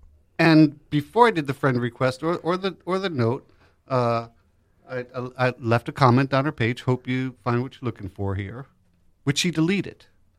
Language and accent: English; New York City, New York, United States; born and raised in Greenwich Village, New York City.